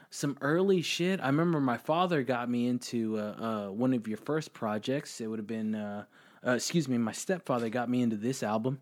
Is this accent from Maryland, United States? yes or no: no; Austin, Texas, United States; I'm from Austin